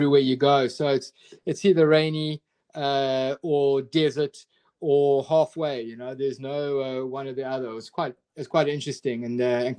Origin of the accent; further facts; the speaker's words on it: Drakensberg, KwaZulu-Natal, South Africa; now in Cape Town, South Africa; I grew up in the Drakensberg, which is a big mountain range in South Africa